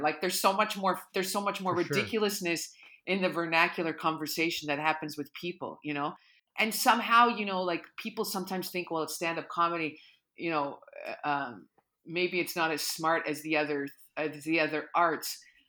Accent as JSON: {"language": "English", "town": "Sudbury", "region": "Ontario", "country": "Canada", "said": "and I'm originally from Sudbury."}